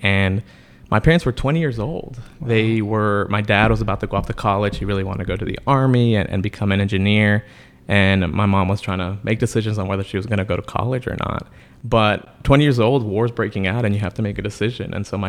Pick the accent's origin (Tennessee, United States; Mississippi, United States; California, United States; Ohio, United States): California, United States; Los Angeles; now in Sanford, United States; And what was important for us was that growing up in LA, I was also really sick with asthma.